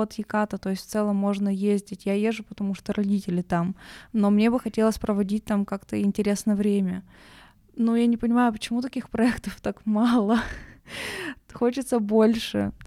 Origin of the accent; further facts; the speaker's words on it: Nizhny Tagil, Sverdlovsk Oblast, Russia; now in Yekaterinburg, Russia; я просто родом из Тагила